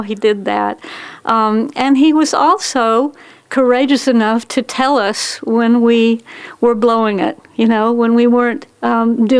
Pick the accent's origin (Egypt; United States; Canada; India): United States; Tennessee; moved away; also born or lived in Texas; I was born in Tennessee